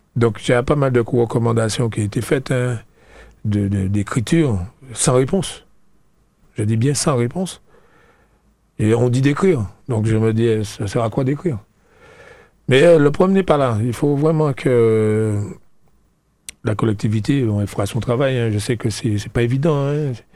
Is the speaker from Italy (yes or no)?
no; La Trinité, Martinique; je suis de Trinité.